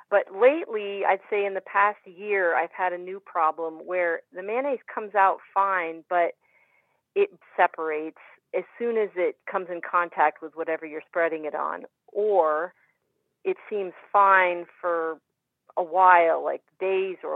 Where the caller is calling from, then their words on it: Underhill Center, Vermont, United States; Underhill Center, Vermont.